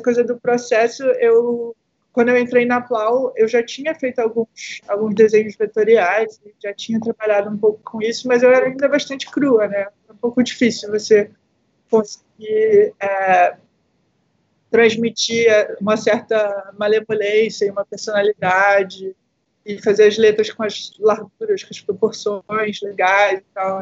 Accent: interior of Rio de Janeiro, Brazil; na cidade de onde eu vim, né, aqui do interior do Rio de Janeiro

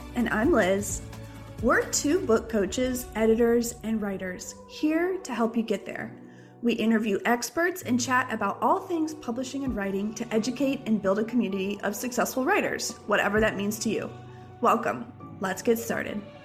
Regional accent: Jacksonville, Florida, United States; I grew up in Jacksonville, Florida

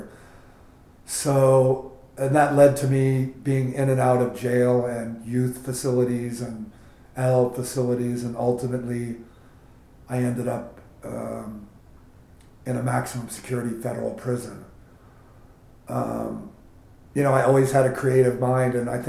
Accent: San Francisco, California, United States; I grew up in the Bay Area of San Francisco in a traditional family setting

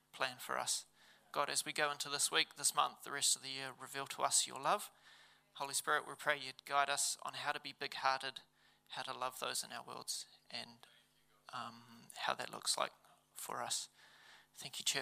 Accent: Levin, Manawatū-Whanganui, New Zealand; I grew up in Levin.

